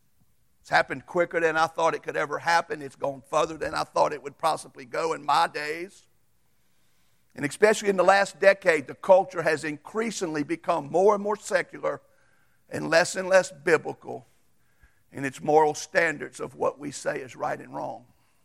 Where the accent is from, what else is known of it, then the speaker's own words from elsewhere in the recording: United States; I'm going to tell you right now, I'm more glad that I am a Christian than an American.